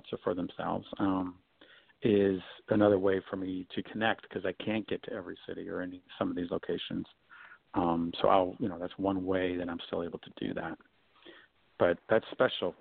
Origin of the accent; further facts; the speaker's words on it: Michigan, United States; moved away; also born or lived in Chicago / New York / Hawaii / Los Angeles; I'm from Michigan originally.